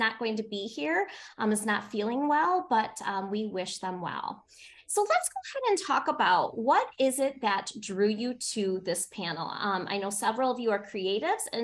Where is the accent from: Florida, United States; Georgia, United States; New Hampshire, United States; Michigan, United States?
Michigan, United States; Born and raised in Michigan